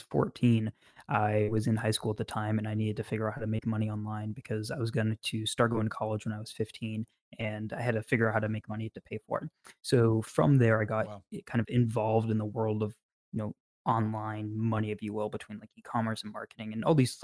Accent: New Hampshire, United States; also born or lived in Massachusetts / New York; moved to New Hampshire when I was 5, and I've been here ever since

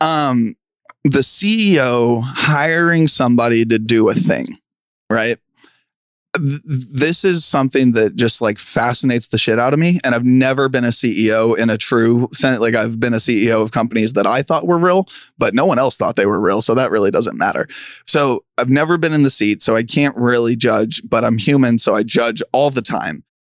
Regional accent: Kansas City, United States; I'm from Kansas City

